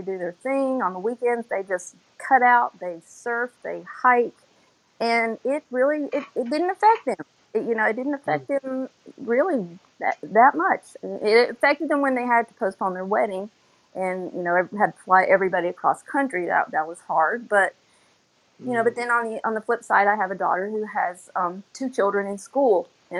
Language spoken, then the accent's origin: English; Florida, United States; I am from South Florida.